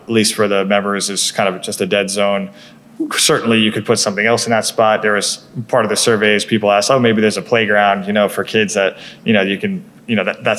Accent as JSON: {"language": "English", "region": "New York", "country": "United States", "tie": "born or raised there", "said": "I grew up on Long Island, yep."}